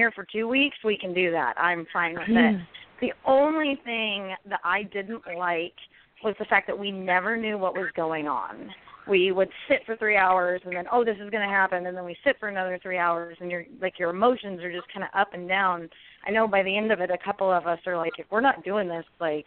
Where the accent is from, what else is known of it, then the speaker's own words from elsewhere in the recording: Tempe, Arizona, United States; I grew up and live in Tempe, Arizona.